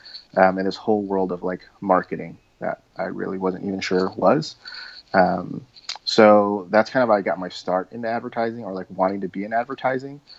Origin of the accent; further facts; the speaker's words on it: Southern California, United States; I grew up in Southern California